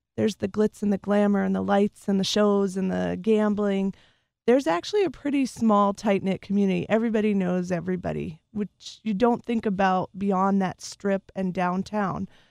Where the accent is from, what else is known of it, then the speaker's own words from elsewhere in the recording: Las Vegas, Nevada, United States; moved away as an adult; I grew up there from, I was a military child, uh, we moved there when I was five, and I lived there till I went off to college